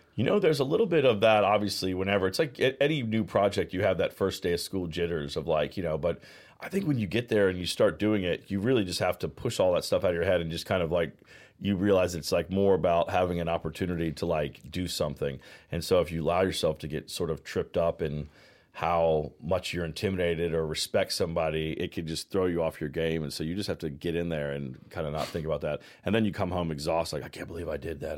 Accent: Virginia, United States; moved away as an adult; also born or lived in Georgia / Los Angeles; now in Charleston, United States; I'm from the South. I grew up in Virginia. I was born in Georgia

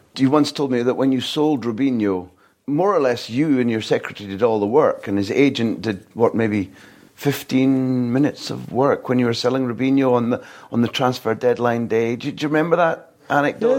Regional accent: Aberdeen, Scotland, United Kingdom; I'm from Aberdeen

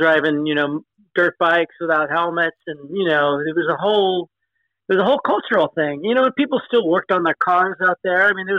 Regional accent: Los Angeles, California, United States; also born or lived in Hollywood; now in San Francisco, United States; I grew up actually in Southern California, in L.A., but moved up here when I was 18, so that was 40-something years ago.

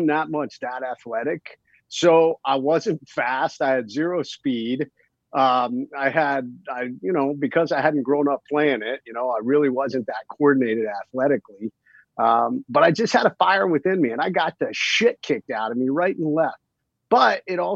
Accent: Ohio, United States; I grew up watching football, I was from Ohio, watching the Cleveland Browns

